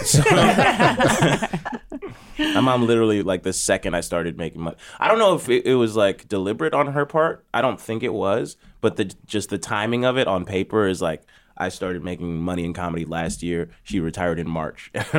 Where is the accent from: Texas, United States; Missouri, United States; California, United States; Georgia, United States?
Georgia, United States; Atlanta; born or raised there